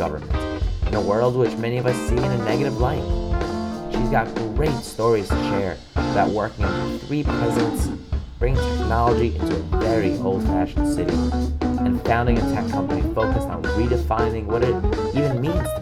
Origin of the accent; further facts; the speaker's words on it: New York City, New York, United States; I was born in Flushing, Queens.